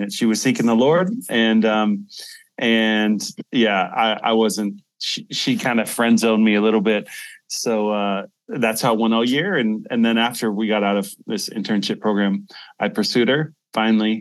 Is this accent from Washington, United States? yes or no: yes; Seattle, Washington, United States; moved away as an adult; now in Sofia, Bulgaria; I was originally from Seattle, the Seattle area. I was born in Seattle.